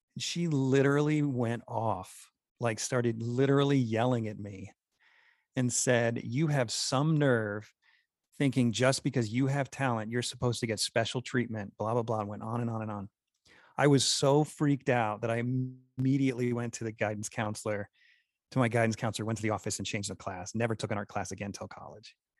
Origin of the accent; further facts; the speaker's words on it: New York, United States; now in Utah, United States; by this time I'm in Utah, I'm originally from New York